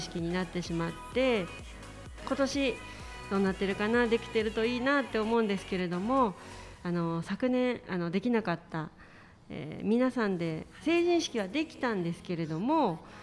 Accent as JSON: {"language": "Japanese", "town": "Hachioji", "region": "Tokyo", "country": "Japan", "tie": "born or raised there", "said": "八王子が地元"}